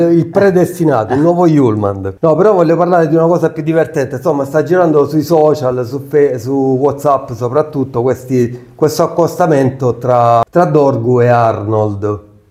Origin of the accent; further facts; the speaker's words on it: Merine, Apulia, Italy; Io sono di Merino